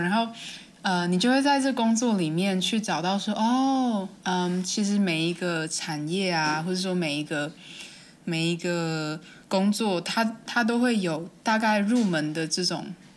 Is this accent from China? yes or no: no; Hualien County, Taiwan; moved away; 因为我是花莲人，然后我就说，哦，饭店附近，那应该是那个美伦饭店附近，就是我们，反正我们家不远的地方